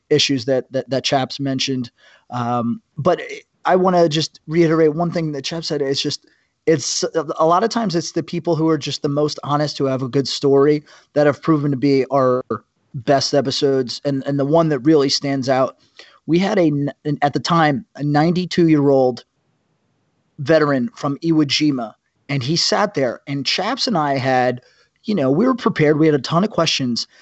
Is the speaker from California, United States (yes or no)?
no; New Jersey, United States; now in New York, United States; I am from Jersey